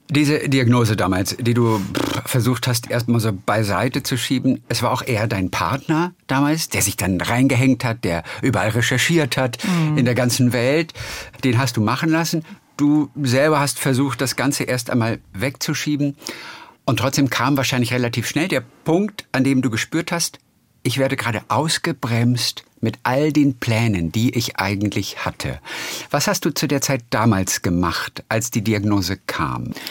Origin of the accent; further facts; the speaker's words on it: Stockelsdorf, Schleswig-Holstein, Germany; meine Heimat ist ja Stockelsdorf